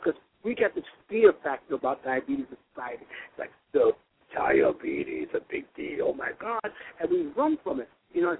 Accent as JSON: {"language": "English", "region": "Florida", "country": "United States", "said": "I'm from Florida."}